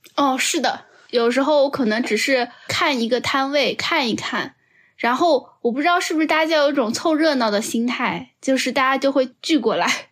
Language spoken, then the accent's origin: Chinese; Shanghai, China; 这个冰箱在二零二二年可是救了我们上海人老命啊